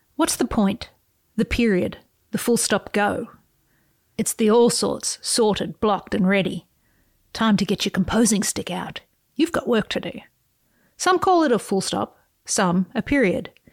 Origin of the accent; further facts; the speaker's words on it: Australia; I, as an Australian